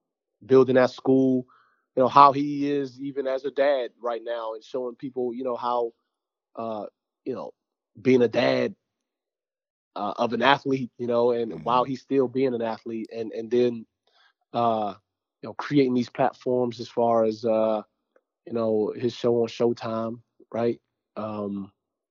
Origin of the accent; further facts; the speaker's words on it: Jamaica; I'm Jamaican, too